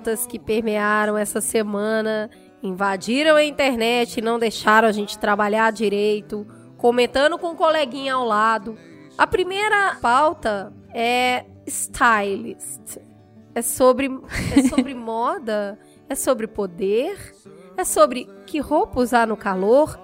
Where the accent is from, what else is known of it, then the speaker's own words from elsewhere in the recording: Belo Horizonte, Minas Gerais, Brazil; moved away; quando eu era criança, porque lá em BH, Teve uma época que, amigos, acreditem, eu pegava oito ônibus por dia.